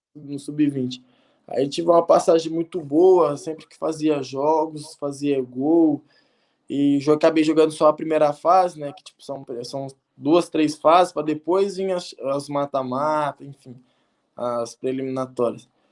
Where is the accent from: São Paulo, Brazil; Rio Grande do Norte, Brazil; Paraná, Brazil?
Paraná, Brazil; Colorado; also born or lived in Armenia / São Bernardo do Campo; now in Budapest, Hungary; Sou de Colorado, do Paraná